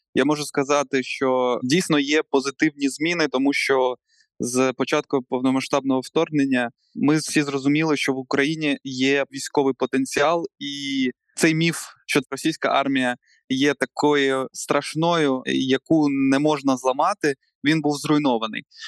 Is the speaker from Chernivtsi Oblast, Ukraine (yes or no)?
no; Yevpatoria, Crimea, Ukraine; now in Kyiv, Ukraine; в моєму рідному місті Євпаторія